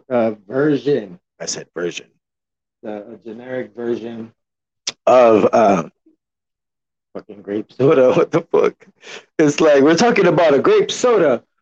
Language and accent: English; San Antonio, Texas, United States; I'm from Texas, repping San Antonio to be exact. Clearly, you've heard of the Spurs.